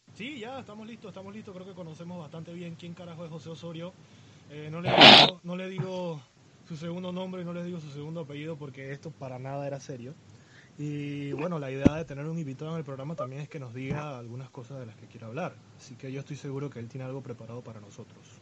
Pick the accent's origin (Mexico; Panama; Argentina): Panama; mi gran Panamá